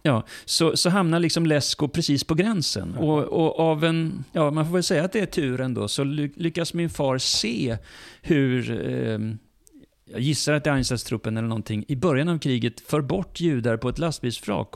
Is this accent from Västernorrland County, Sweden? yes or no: no; Lund, Skåne, Sweden; Jag är född i Sverige, jag är uppvuxen ja. i Sverige